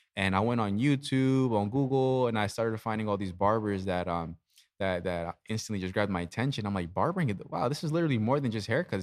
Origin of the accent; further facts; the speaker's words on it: Easton, Pennsylvania, United States; I was born and raised in Easton.